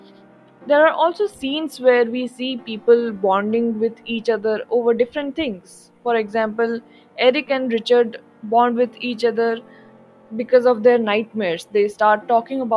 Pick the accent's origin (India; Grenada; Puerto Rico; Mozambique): India; as an Indian